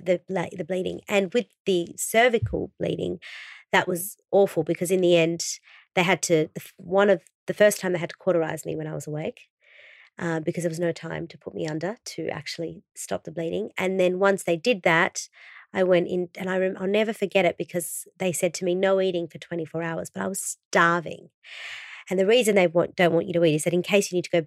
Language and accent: English; Brazil; I was born in Brazil and Vida means life in Portuguese.